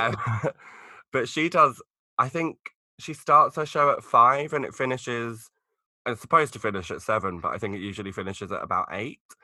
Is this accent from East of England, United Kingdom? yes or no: yes; Essex, East of England, United Kingdom; I'm actually from Essex